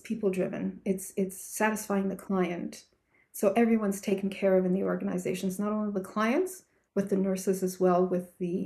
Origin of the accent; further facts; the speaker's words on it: Canada; I'm from Canada